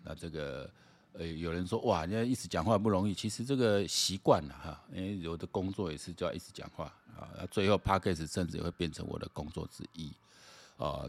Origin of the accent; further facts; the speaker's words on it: Taiwan; 我讲台湾人啊，大家拢有这个共识